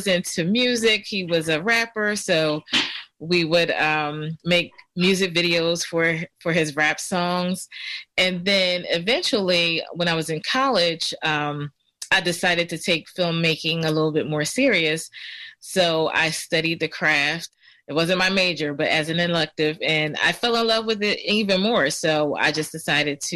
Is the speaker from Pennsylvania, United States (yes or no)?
yes; Philadelphia, Pennsylvania, United States; I grew up in Germantown. I lived right on Belfield Avenue